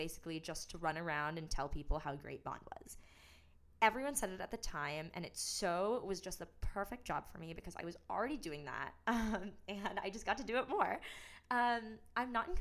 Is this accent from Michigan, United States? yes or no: yes; Troy, Michigan, United States; I was born and raised in Troy, Michigan